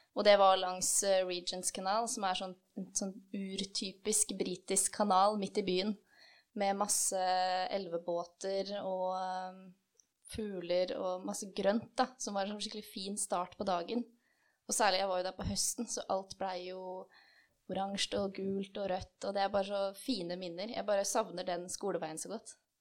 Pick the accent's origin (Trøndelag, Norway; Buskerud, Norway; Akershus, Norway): Akershus, Norway; Kløfta; moved away as an adult; also born or lived in Drammen; jeg kommer fra Kløfta, men jeg flytta til Drammen i 2016 for å begynne å studere her